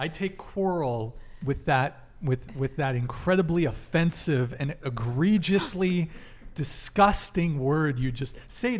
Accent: Santa Barbara, California, United States; I grew up in Santa Barbara.

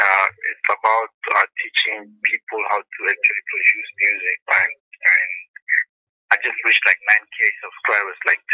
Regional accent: Pretoria, Gauteng, South Africa; I'm from Pretoria, Kgogamasigcwala.

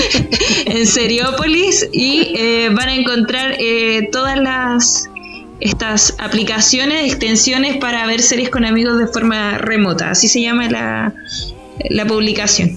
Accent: Biobío, Chile; somos pésimos hijos del Bio Bio

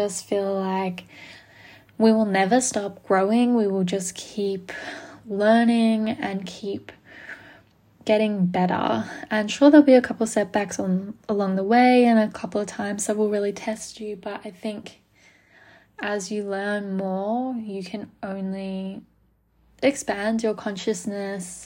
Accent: Melbourne, Victoria, Australia; also born or lived in Gold Coast, Australia; I am from Melbourne, Australia. I live here now. I grew up here.

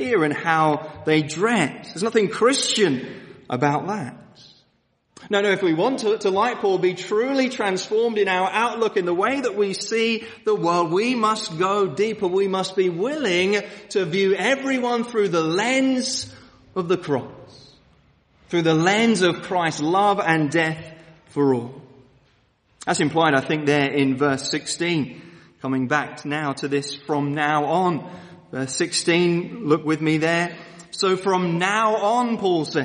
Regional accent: London, United Kingdom; moved away; I come from Woolwich, Southeast London, which is pretty much as rough as you can get

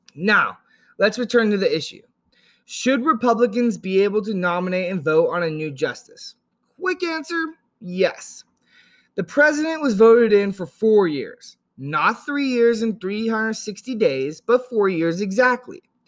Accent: Yuba City, California, United States; also born or lived in Chico, California; I grew up in Northern California, about an hour north of Sacramento in a place called Yuba City

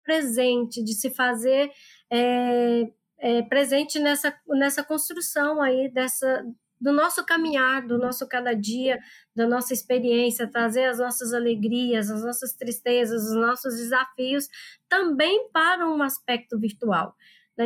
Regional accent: Goiás, Brazil; moved away as an adult; now in Pará, Brazil; eu sou aqui do, do estado de Goiás e atualmente eu estou trabalhando no estado do Pará

